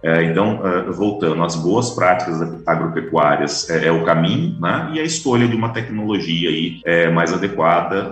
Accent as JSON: {"language": "Portuguese", "town": "Taubaté", "region": "São Paulo", "country": "Brazil", "also_born_or_lived": "Mato Grosso", "moved": "yes", "lives_now": "Campo Grande, Brazil", "said": "fui criado em cidade"}